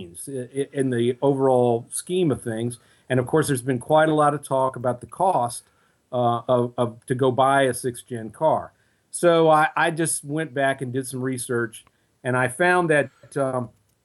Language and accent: English; Virginia, United States; I'm a lifelong Virginia resident